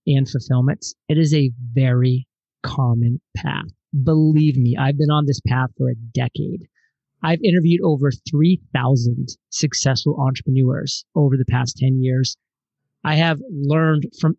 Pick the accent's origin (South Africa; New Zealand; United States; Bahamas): United States; Maine; moved away; also born or lived in Providence, Rhode Island; born and raised in Maine, went to school in Providence, Rhode Island